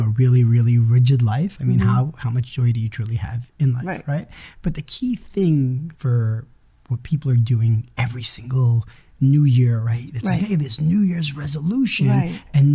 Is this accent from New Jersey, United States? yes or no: yes; Cliffside Park, New Jersey, United States; born or raised there; English is a second language; also born or lived in Israel